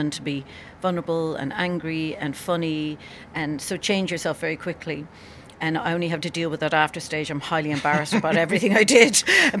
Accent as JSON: {"language": "English", "area": "Cork", "region": "Munster", "country": "Ireland", "said": "I'm from Cork, a village in Ireland"}